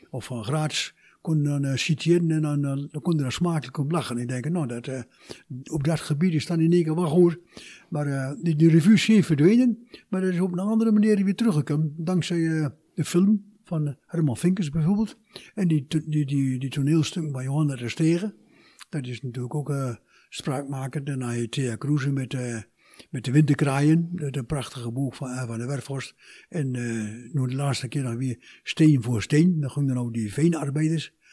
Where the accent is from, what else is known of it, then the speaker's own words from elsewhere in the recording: Turkey; ik kom uit Turkije. Ik kan vlot en vloeiend Turks, vlot en vloeiend Nederlands en ook vlot en vloeiend plat.